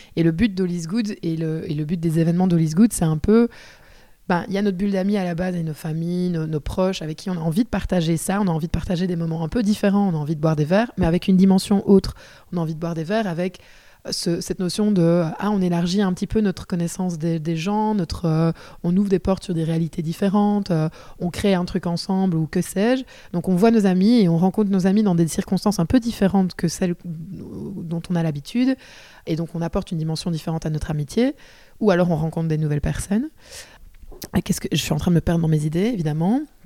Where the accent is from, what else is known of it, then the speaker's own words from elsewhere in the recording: Liège, Wallonia, Belgium; accent: Liège; je suis de Liège. Euh, j'espère que ça ne s'entendra pas, même si j'adore l'accent